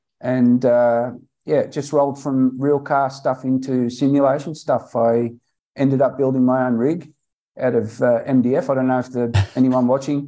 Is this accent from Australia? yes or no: yes; Australia; I am an Aussie